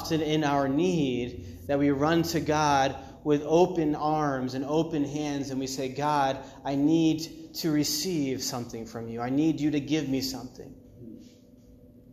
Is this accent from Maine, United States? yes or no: yes; Maine, United States; I grew up like 20 minutes from the ocean. It was in Maine